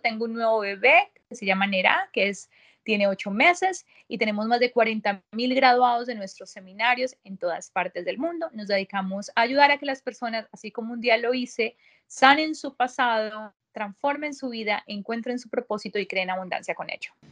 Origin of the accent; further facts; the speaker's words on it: Bogotá, Colombia; moved away as an adult; also born or lived in Barranquilla, Colombia; now in United States; yo soy colombiana, nací en mi hermoso país, Colombia, en Barranquilla, me crié en la capital, en Bogotá